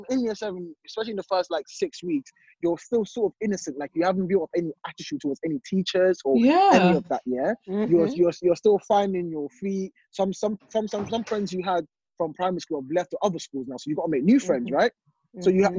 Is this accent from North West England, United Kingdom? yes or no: no; London, United Kingdom; my school, where I grew up in East London, is majority of them are black.